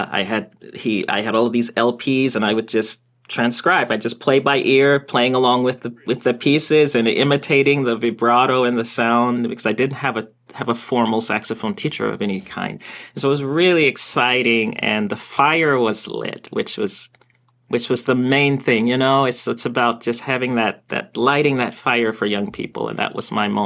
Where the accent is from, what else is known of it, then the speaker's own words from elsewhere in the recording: Milledgeville, Georgia, United States; moved away as an adult; now in Bloomington, United States; I'm I'm from Georgia, a little town in Georgia. Um, people probably haven't heard of it. It's maybe they've heard of the city of Macon, Georgia, if they've heard of, and it's near Macon. It's called Milledgeville, Georgia